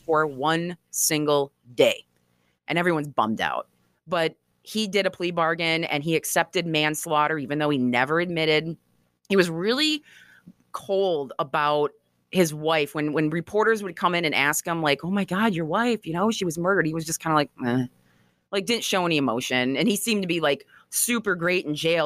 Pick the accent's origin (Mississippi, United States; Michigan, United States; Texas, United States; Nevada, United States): Michigan, United States; Grand Haven; growing up in Grand Haven, Michigan